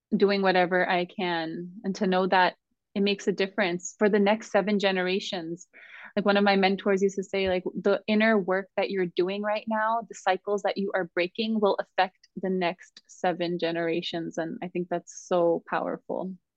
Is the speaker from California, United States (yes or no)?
yes; Southern California, United States; I grew up in Southern California as a highly sensitive little girl